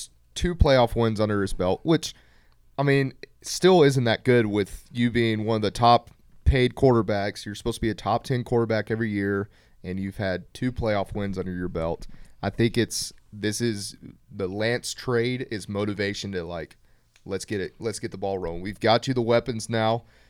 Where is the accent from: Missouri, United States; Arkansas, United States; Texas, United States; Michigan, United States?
Texas, United States; Dallas; I just like the Cowboys because I'm from Dallas.